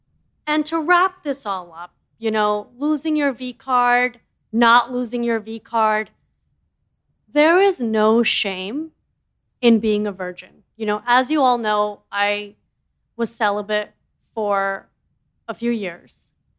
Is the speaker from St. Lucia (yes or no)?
no; India; As you know, I'm an Indian girl. We are all in the family plan.